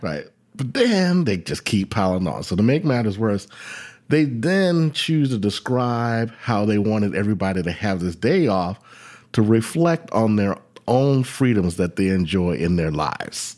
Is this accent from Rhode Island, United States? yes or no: no; Virginia, United States; my home state of Virginia